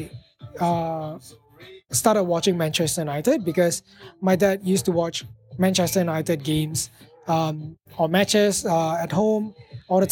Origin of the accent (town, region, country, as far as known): Malaysia; first language English; moved away